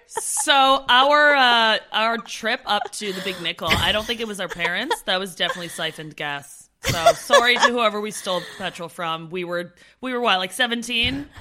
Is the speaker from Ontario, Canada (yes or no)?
yes; Ottawa, Ontario, Canada; moved away; also born or lived in Brantford, Ontario; I'm originally from Ottawa